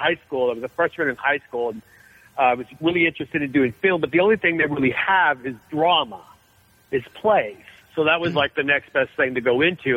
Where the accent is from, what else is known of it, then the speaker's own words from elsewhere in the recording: Benicia, California, United States; now in Los Angeles, United States; I'm from the Bay Area